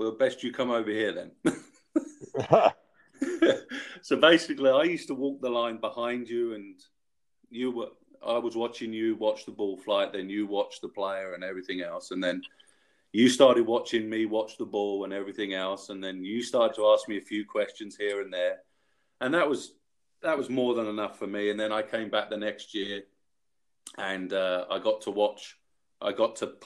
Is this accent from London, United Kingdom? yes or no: yes; London, United Kingdom; I'm from London, England